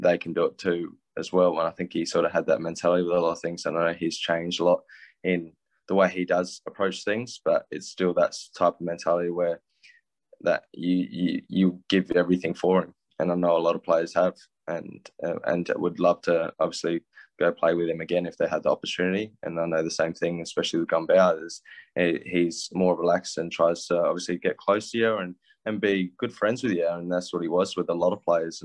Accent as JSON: {"language": "English", "country": "Australia", "tie": "born or raised there", "said": "growing up in Australia"}